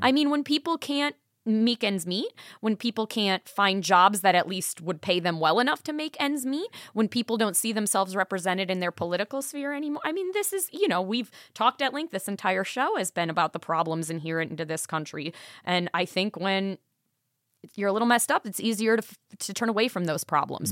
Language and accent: English; Milwaukee, Wisconsin, United States; from Milwaukee, so shout out to my hometown